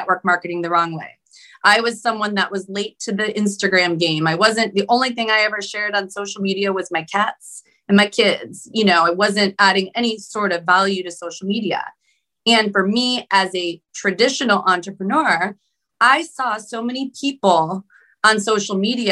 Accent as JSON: {"language": "English", "town": "Cleveland", "region": "Ohio", "country": "United States", "also_born_or_lived": "Sacramento area, California", "moved": "as an adult", "lives_now": "Sacramento, United States", "said": "I'm from Cleveland, Ohio, went in the military, and I landed in the Sacramento area in California."}